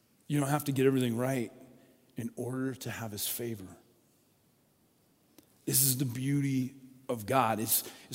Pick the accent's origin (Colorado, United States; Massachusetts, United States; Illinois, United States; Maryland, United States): Colorado, United States; moved away as an adult; also born or lived in Oregon; When I grew up in Colorado